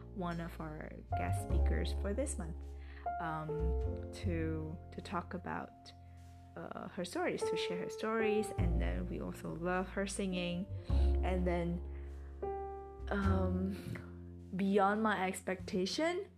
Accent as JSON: {"language": "English", "town": "Medan", "region": "North Sumatra", "country": "Indonesia", "tie": "born or raised there", "second_language": "English", "said": "I initiated an English club in Medan, my hometown"}